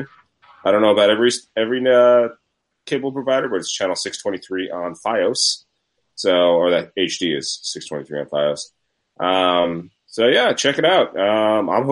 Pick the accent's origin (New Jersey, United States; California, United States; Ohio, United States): New Jersey, United States; Scotch Plains; born or raised there